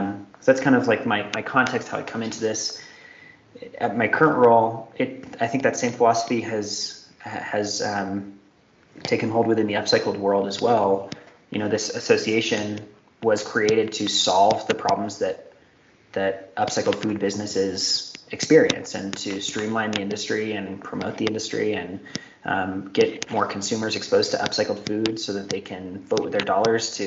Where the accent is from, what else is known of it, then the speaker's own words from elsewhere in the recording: Denver, Colorado, United States; my hometown of Denver, Colorado